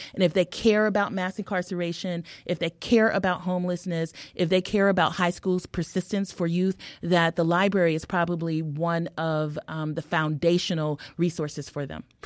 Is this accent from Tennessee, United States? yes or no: no; California, United States; also born or lived in Harlem, New York; now in Chicago, United States; I'm a Californian